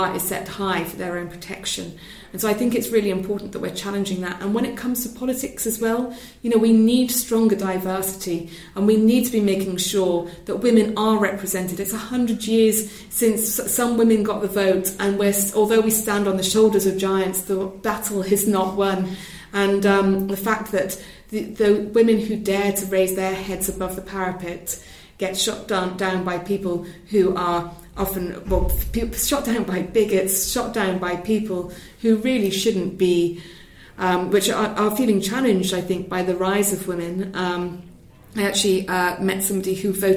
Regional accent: Wales, United Kingdom; I'm from Wales

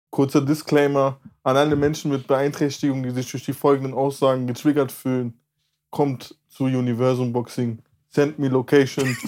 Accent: Mülheim an der Ruhr, North Rhine-Westphalia, Germany; ich bin in Mülheim an der Ruhr aufgewachsen

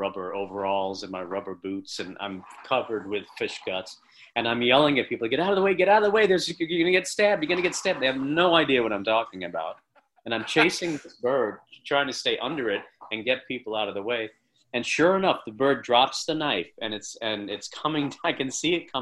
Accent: Long Island, New York, United States; I'm from Long Island, and I grew up as a fisherman

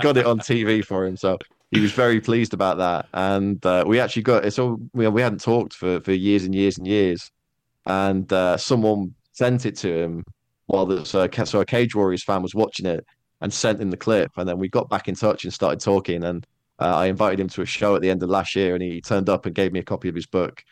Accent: Netherlands; moved away as an adult; also born or lived in Manchester, United Kingdom; I did most of my growing up in Holland. Like, I was there for nine, nine and a half years

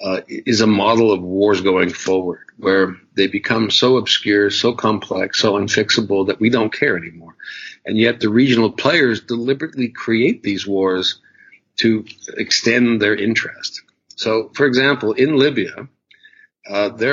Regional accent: United States; because I was American

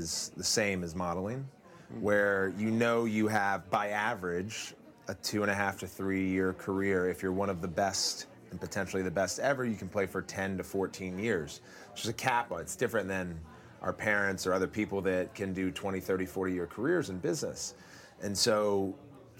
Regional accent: Montgomery Village, Maryland, United States; So the area I grew up in is called Montgomery Village.

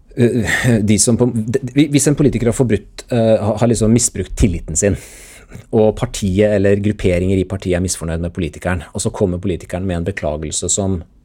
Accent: Sarpsborg, Østfold, Norway; moved away; før NTB i lokalavisa hjemme i Sarpsborg

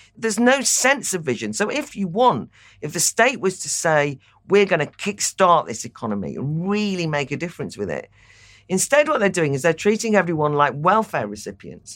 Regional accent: North Wales, United Kingdom; I am from North Wales

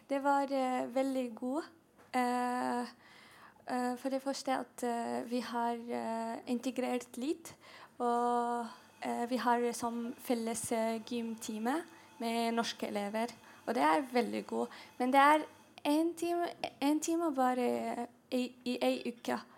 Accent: Syria; og jeg kommer fra Syria.

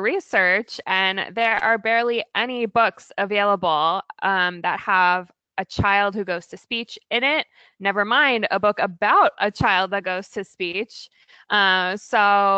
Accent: Virginia, United States; also born or lived in California / Oregon / Maryland; now in Portland, United States; I grew up in Virginia, but we moved to the West Coast.

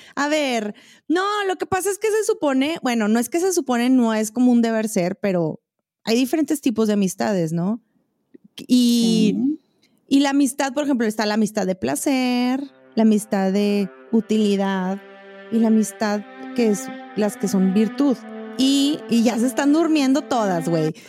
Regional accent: Monterrey, Nuevo León, Mexico; now in Chihuahua, Mexico; en Monterrey, yo siento, güey, y soy regia

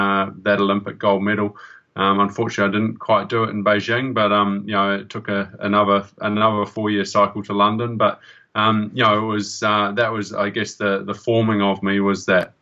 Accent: New Zealand

